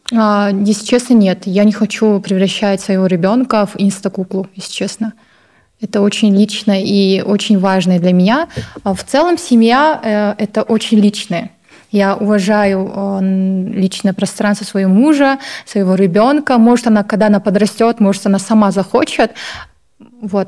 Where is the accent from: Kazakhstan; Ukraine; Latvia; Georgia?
Kazakhstan; Baikonur; now in Almaty, Kazakhstan; я из Казахстана, город Байконур, сейчас проживаю в городе Алматы